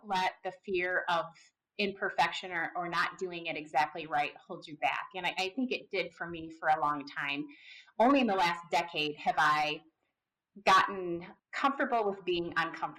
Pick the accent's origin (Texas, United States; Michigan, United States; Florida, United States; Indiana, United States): Michigan, United States; Southeast; I grew up in Southeast Michigan. I grew up around cars